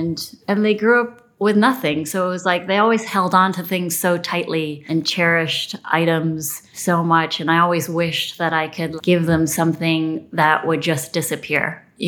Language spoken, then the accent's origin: English; New Orleans, Louisiana, United States; born there; I was born in New Orleans and then along with my brother, I'm the youngest of 4